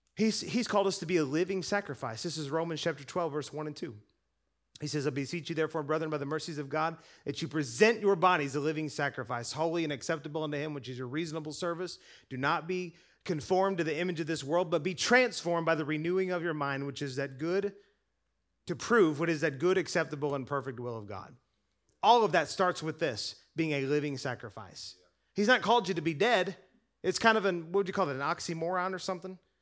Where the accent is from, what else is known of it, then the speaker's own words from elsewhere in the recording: United States; I'm American